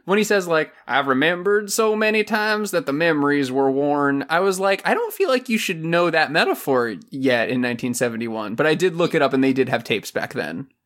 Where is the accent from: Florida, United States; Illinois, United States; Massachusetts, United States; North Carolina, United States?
Florida, United States; Silver Springs; in my hometown, we had a, a water park next to Silver Springs, Florida